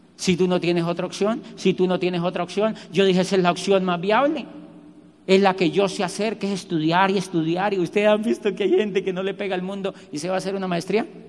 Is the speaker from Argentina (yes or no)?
no; Colombia; moved away as an adult; also born or lived in Barcelona; yo soy de Colombia